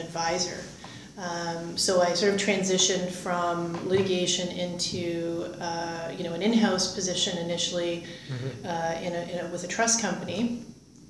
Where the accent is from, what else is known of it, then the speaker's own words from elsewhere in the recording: Windsor, Ontario, Canada; moved away as an adult; also born or lived in Greater Toronto Area, Canada / Kingston, Canada; now in Ottawa, Canada; I grew up in Windsor, Ontario